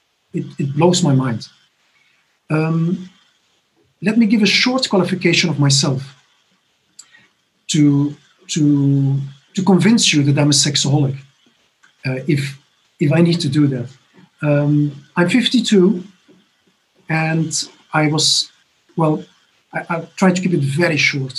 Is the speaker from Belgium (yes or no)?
yes; Belgium; moved away as an adult; now in Barcelona, Spain; I'm originally from Belgium.